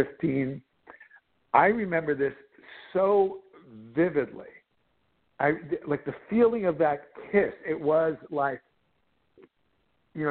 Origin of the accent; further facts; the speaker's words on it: New Jersey, United States; I was growing up in New Jersey